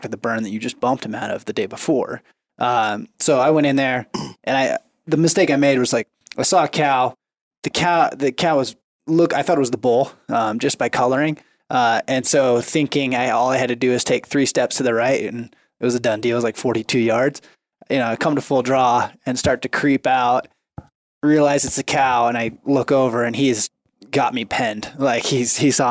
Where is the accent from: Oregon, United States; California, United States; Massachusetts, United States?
Oregon, United States; growing up in Oregon